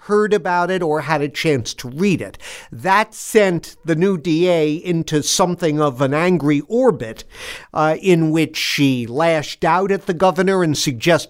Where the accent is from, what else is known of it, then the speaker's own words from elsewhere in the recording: Cambridge, Massachusetts, United States; as a Cambridge native